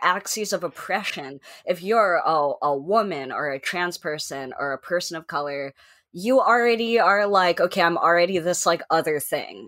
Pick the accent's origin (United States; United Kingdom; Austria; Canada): United States; San Francisco, California; moved away as an adult; I'm from San Francisco, and I actually kind of missed out on it because, you know, I graduated from high school and I went to college somewhere else